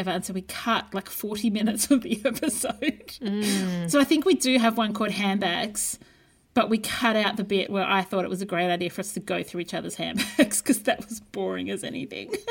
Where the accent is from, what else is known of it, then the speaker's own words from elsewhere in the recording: Brisbane, Queensland, Australia; And with your podcast … in Brisbane.